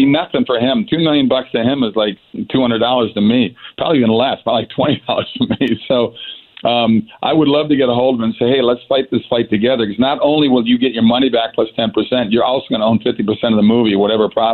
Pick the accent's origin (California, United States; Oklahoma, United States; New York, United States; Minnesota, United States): Minnesota, United States; I grew up in Minnesota